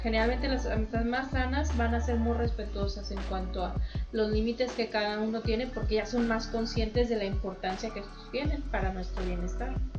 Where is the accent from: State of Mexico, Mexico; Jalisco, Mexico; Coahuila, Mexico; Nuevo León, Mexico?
Coahuila, Mexico; Saltillo; moved away; yo soy de Saltillo